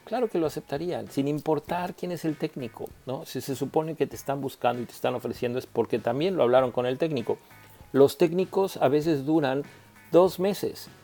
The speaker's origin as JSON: {"language": "Spanish", "country": "Mexico", "said": "como técnico mexicano"}